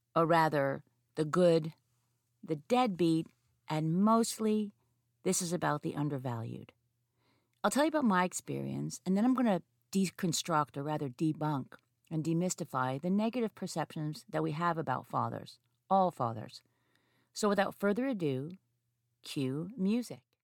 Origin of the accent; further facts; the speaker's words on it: Montreal, Quebec, Canada; I have two psychology degrees from my hometown University of Montreal